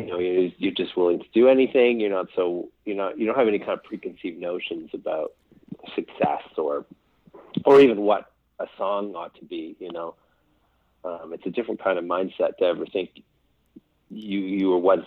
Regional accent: Eastern Townships, Quebec, Canada; moved away; also born or lived in Montreal / Calgary; I didn't grow up in Montreal. I grew up in the rural, speaking of the country roads. So I grew up in the rural part of Quebec, kind of an area called the Eastern Townships. So if you're in Montreal, it would take you about, say, an hour or a bit to get out there.

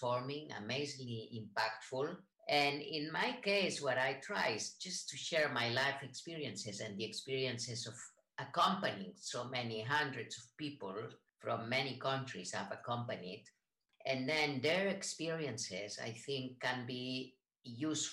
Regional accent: Spain; English is a second language; moved away as an adult; also born or lived in San Francisco, United States / Boston, United States / Israel / Barcelona, Spain; I am from Spain, lived in the United States, and I studied in San Francisco in the California College of Arts and Crafts

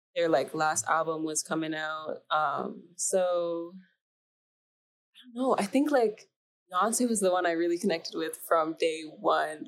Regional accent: Mississauga, Ontario, Canada; so I grew up in Canada, Ontario, Mississauga.

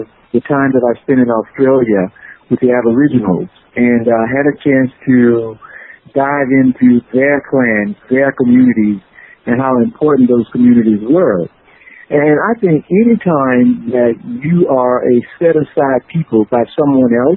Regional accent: Mississippi Delta, United States; as a young boy growing up in the Delta

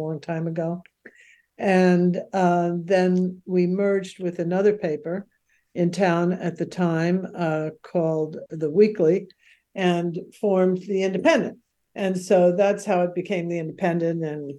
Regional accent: New York City, New York, United States; moved away as an adult; now in Santa Barbara, United States; I'm from Queens

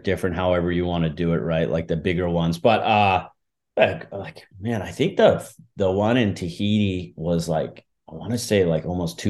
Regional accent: East Coast, United States; I was like, you know, growing up on the East Coast.

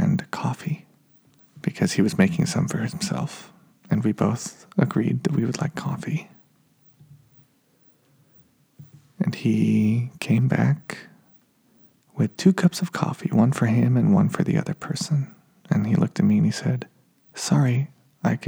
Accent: Reno, Nevada, United States; moved away as an adult; my hometown of Reno, Nevada

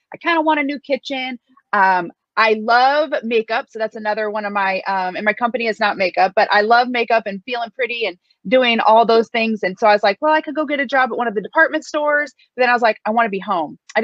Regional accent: Midwest, United States; a ordinary girl from the Midwest

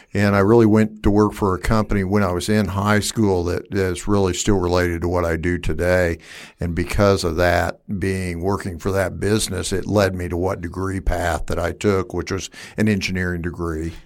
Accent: Wichita, Kansas, United States; I'm from, uh, West Wichita, born and raised here

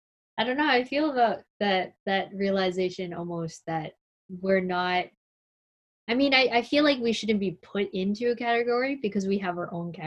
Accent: Philippines; Have you guys ever experienced moments where like being Filipino, and like Liza just said, we are angry, but as Filipinos, there are many that are angry about being treated the way that they've been treated.

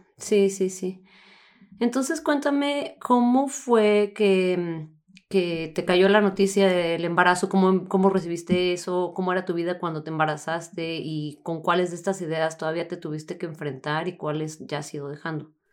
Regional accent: Chihuahua, Mexico; yo también soy de Chihuahua

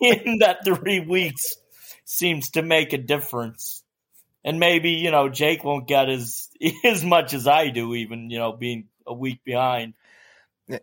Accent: New York City, New York, United States; I'm from Staten Island, New York

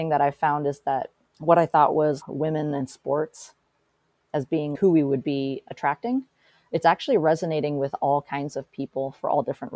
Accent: Portland, Oregon, United States; I was born and raised here in Portland. And so this is my hometown.

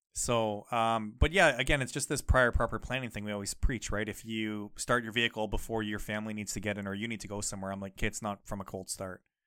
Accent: Canada; growing up in Canada

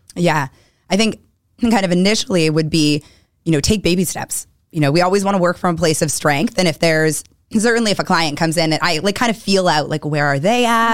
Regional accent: Weston, Massachusetts, United States; also born or lived in Newton, Massachusetts / Pennsylvania; grew up in Weston

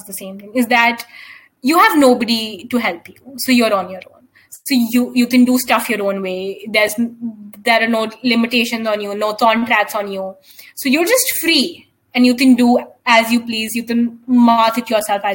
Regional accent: India; we as Indian people

